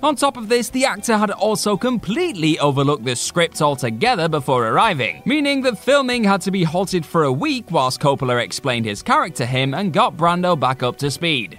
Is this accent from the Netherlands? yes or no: no; England, United Kingdom; we English